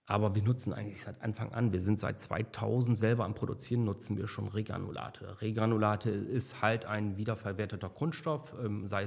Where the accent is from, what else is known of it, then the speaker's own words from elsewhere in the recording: South Tyrol, Italy; ich bin eigentlich äh, Südtiroler und, äh, und Nordsee, aber ich fahre nach Malle.